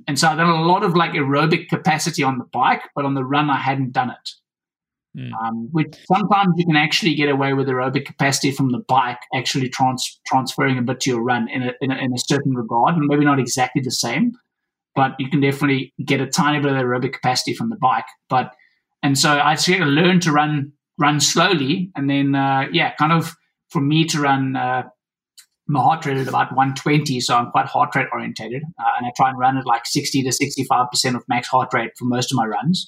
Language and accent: English; South Africa; I come from South Africa